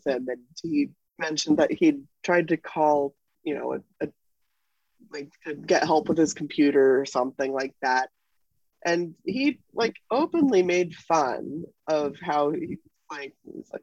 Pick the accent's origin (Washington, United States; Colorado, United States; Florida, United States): Washington, United States; Seattle; I'm from Seattle